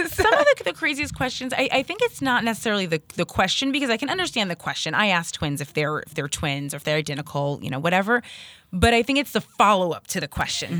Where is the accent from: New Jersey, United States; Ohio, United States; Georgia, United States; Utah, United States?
New Jersey, United States; Hazlet; moved away as an adult; now in Hoboken, United States; we're from Hazlitt, New Jersey, so not too, too far away.